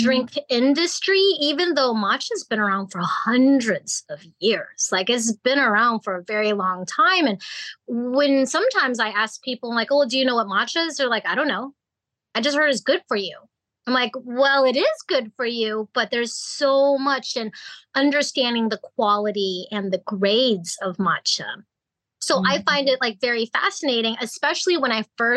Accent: Hong Kong; I was born in Hong Kong

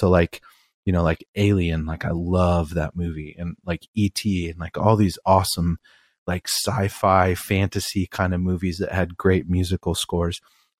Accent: East Coast, United States; Like, I grew up on the East Coast and hip hop kind of came to light from New York City.

